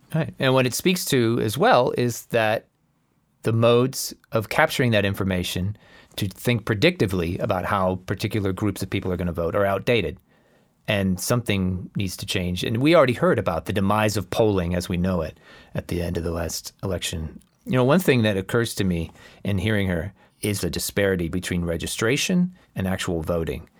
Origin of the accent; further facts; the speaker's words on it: Florida, United States; Growing up in Florida, growing up as a Hispanic